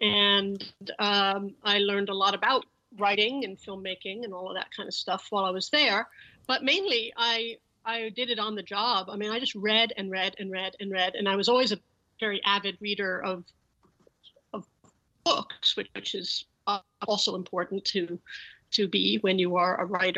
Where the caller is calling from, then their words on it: Los Angeles, California, United States; I am in Los Angeles, California.